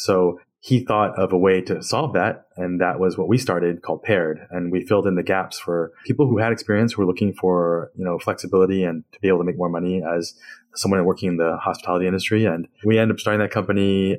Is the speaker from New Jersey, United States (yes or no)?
yes; Princeton, New Jersey, United States; moved away as an adult; also born or lived in Queens, New York; now in Bay Area, United States; I am Taiwanese American. I was born in New York and grew up most of my life in New Jersey, in the Princeton area.